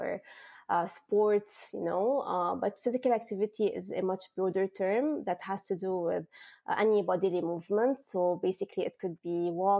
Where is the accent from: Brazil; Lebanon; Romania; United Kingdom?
Lebanon; moved away as an adult; also born or lived in United States; now in Kingston, Canada; I'm from Lebanon. It is a small country in the Middle East